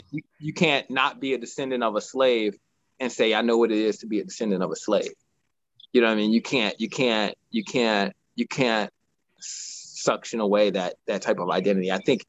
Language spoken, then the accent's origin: English; United States; and we're both American.